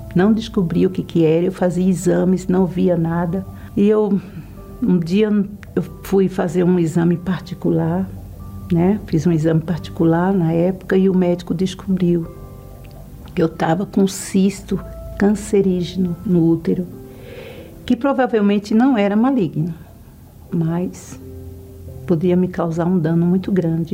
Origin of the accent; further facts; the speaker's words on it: Pernambuco, Brazil; tenho 56 anos, sou de Pernambuco